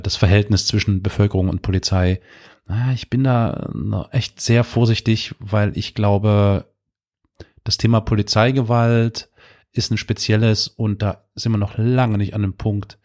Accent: Germany; also born or lived in Dresden, Saxony; wir äh, Deutschen

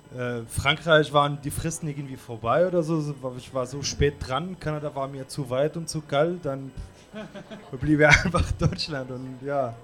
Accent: Tunisia; German is a second language; moved away; meine Stadt, also wo ich herkomme, ist auch. Äh, für mich ist die schönste Stadt in Tunesien

